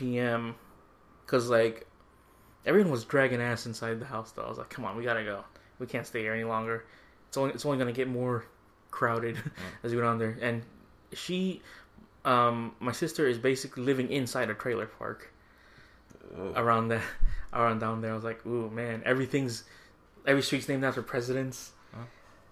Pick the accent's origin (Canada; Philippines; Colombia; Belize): Philippines; moved away; we're from the Philippines.